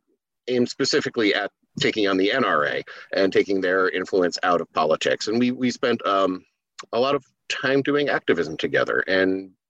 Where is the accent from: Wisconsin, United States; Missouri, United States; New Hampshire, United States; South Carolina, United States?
New Hampshire, United States; also born or lived in Kalamazoo, Michigan; I moved from Michigan when I was like 6 months old. Yeah, like 6 months old. So I don't remember it too well, you know, but I, you know, grew up in New Hampshire